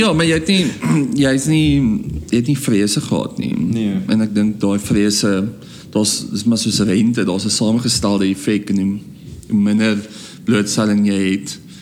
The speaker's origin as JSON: {"language": "Afrikaans", "country": "South Africa", "said": "So ek sien myself as 'n Afrikaner, maar ek is ook baie ander goed"}